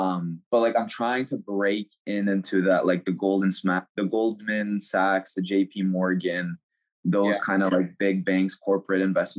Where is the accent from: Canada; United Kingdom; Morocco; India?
Canada; Toronto, Ontario; also born or lived in United States; I was born in America, so I'm an American citizen. Mm-hmm. But my whole life, since I was like 10 years old, I've lived in Canada, right? So I'm based out of Toronto, Canada.